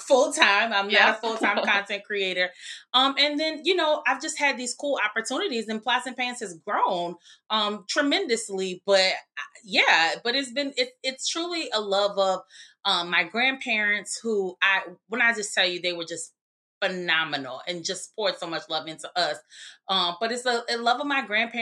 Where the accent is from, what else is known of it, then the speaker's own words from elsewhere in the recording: New Orleans, Louisiana, United States; we grew up in New Orleans, but we would spend summers, weekends, et cetera, with our grandparents in Greensburg